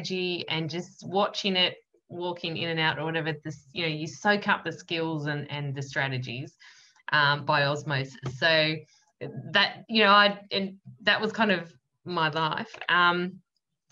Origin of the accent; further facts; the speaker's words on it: Yarra Valley, Victoria, Australia; I come from the Yarra Valley in Victoria, which is a semi-rural sort of place.